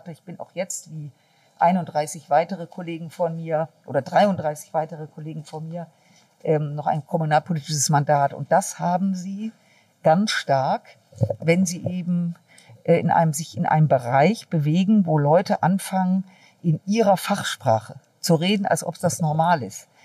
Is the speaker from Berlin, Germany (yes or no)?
no; North Rhine-Westphalia, Germany; Ja, jetzt komme ich aus dem Rheinland und äh, da ist das mit Sicherheit ausgeprägter als in anderen Regionen Deutschlands.